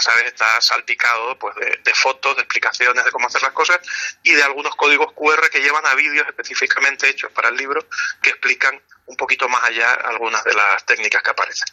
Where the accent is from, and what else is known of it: Canary Islands, Spain